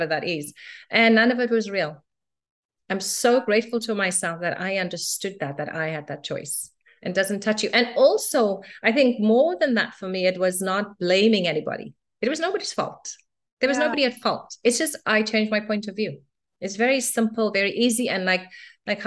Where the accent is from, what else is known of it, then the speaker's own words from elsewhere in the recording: Cape Town, Western Cape, South Africa; I was born and raised in South Africa in Cape Town in the 70s.